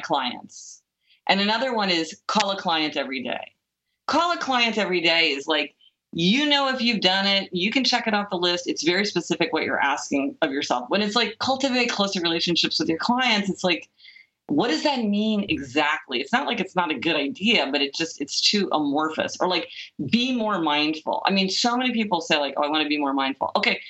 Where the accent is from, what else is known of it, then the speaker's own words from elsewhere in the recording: Kansas City, Missouri, United States; I grew up in Kansas City, Missouri.